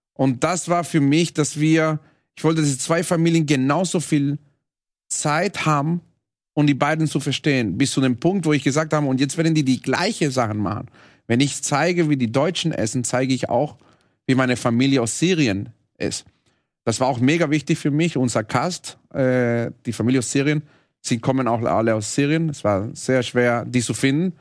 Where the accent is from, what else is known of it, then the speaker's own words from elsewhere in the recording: Venezuela; German is a second language; moved away; Ich komme aus Venezuela